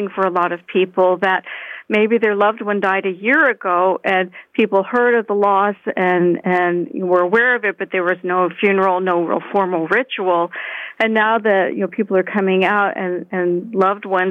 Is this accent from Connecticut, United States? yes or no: no; Florida, United States; now in Canada; I'm originally from Florida